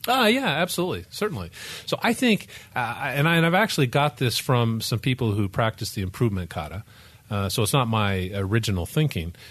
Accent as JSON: {"language": "English", "town": "Memphis", "region": "Tennessee", "country": "United States", "tie": "born or raised there", "said": "I grew up in Tennessee, in Memphis"}